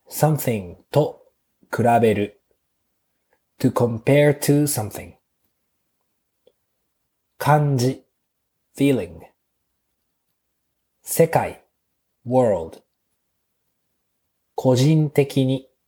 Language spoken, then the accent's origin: Japanese; Japan; moved away; also born or lived in Iriomote Island, Okinawa / New Zealand; 私も日本の田舎出身ですが